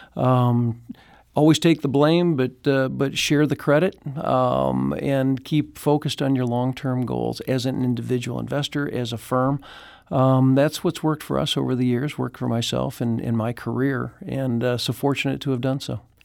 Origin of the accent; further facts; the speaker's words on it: Chicago, Illinois, United States; now in Saint Louis, United States; I grew up in Chicago